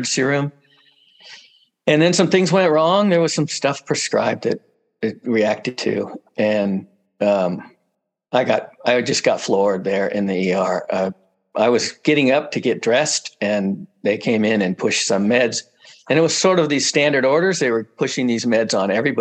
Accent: central coast of California, United States; I come from here, pretty much central coast of California. I grew up in a little town nearby

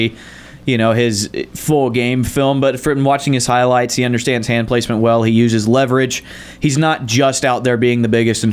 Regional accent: Georgia, United States; I'm from Georgia

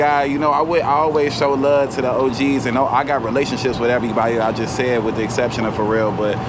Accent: Chicago, Illinois, United States; I'm from Chicago

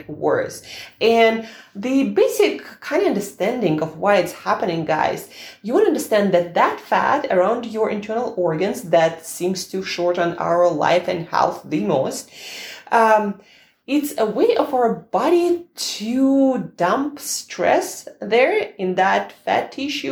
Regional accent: Russia; I'm Russian

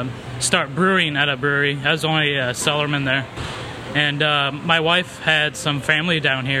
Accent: Illinois, United States; also born or lived in North Carolina; now in Florida, United States; I'm from Illinois.

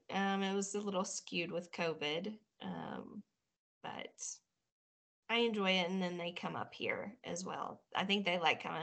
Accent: Batesville, Arkansas, United States; moved away; also born or lived in Cave City, Arkansas; Originally from Arkansas. A little super country, small backwoods town, Batesville, Arkansas. That was where I was born and raised.

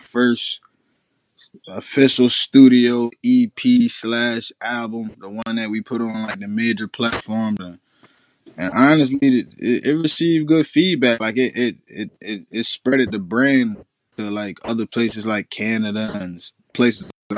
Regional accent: Cambridge, Maryland, United States; I'm from Cambridge, Maryland.

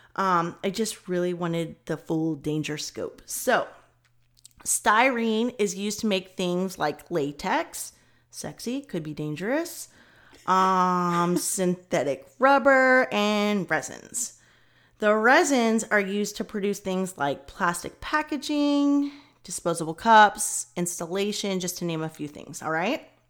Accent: Kentucky, United States; I'm from Kentucky

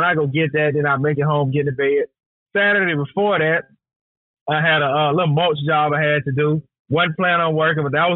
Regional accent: the South, United States; we grew up down here in the South together

